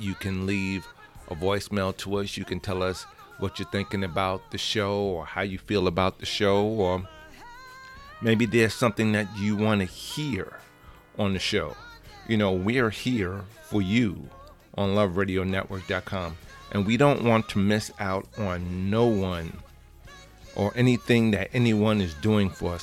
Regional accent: New York City, New York, United States; I'm from the Bronx

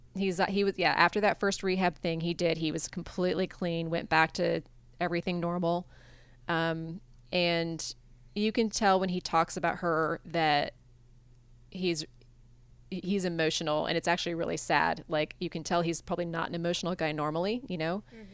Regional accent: Iowa, United States; moved away as an adult; I grew up in Iowa

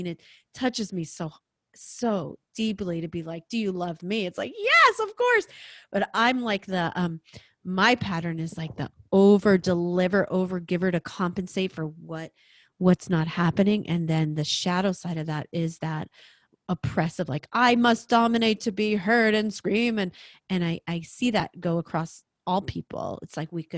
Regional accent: New York, United States; I'm a New Yorker

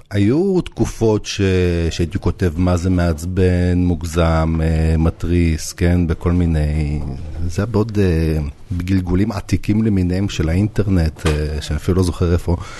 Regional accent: Jerusalem, Jerusalem District, Israel; also born or lived in Novosibirsk, Russia; אני גדלתי בגילו ועשיתי כמה סיבובים, אבל אפשר להגיד שכל החיים אני בדרום ירושלים

